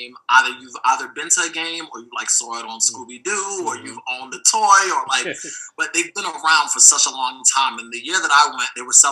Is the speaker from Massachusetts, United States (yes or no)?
no; New York, United States; moved away as an adult; now in Los Angeles, United States; I'm from New York, fashion capital of the world